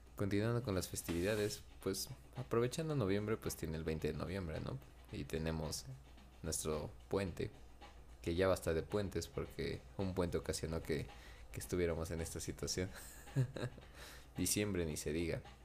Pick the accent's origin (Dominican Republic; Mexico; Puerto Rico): Mexico; mi pueblo natal, Napaltepec